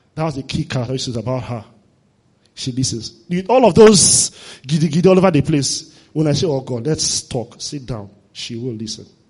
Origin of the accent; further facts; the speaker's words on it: Warri, Delta, Nigeria; I grew up in Warri.